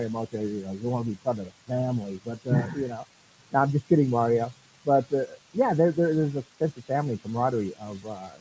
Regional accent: Four Corners area, Northwest New Mexico, United States; now in Southern New Mexico, United States; I moved here to Southern New Mexico. I come from Northwest New Mexico, Four Corners area

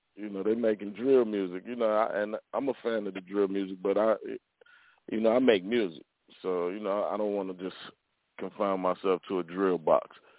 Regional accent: Chicago, Illinois, United States; I grew up in Chicago.

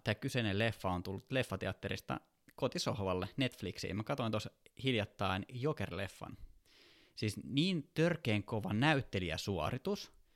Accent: Kouvola, Kymenlaakso, Finland; also born or lived in Lauttasaari, Helsinki; now in Helsinki, Finland; mä oon syntyperäinen kouvolalainen

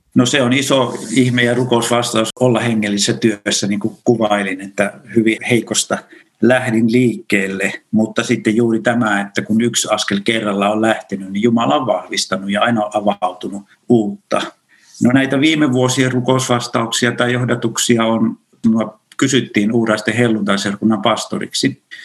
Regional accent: Kyyjärvi, Central Finland, Finland; moved away; Mä oon kotoisin pienestä kunnasta pohjoisesta Keski-Suomesta, Kyyjärveltä ja sieltä vielä semmoinen pieni kylä kuin Saunakylä

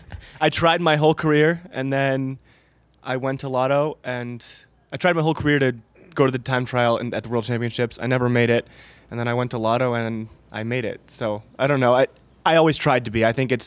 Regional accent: Michigan, United States; I'm from Michigan

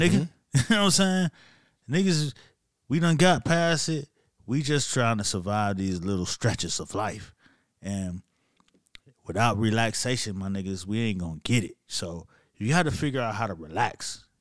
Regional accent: Miami, Florida, United States; I'm from Miami

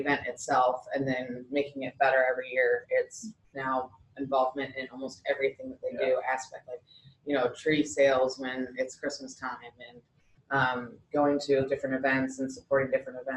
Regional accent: Hudson, Ohio, United States; moved away as an adult; also born or lived in Akron, Ohio; now in Indiana, United States; grew up in like what it was called, a small town called Hudson, Ohio

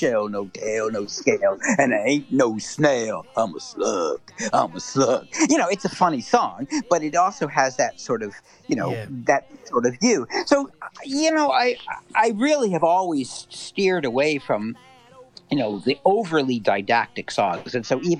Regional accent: United States; growing up outside of Washington, it was a political town.

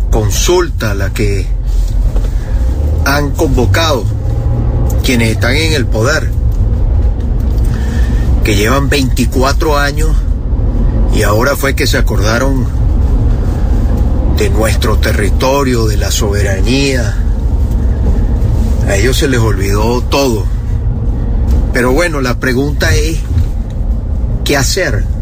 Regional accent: Venezuela; Esto es un tema de los que somos venezolanos

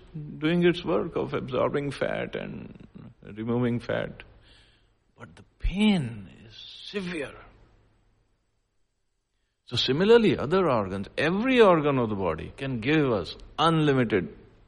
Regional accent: Punjab, India; So I am Indian and I am male and I am from India, I am from Punjab.

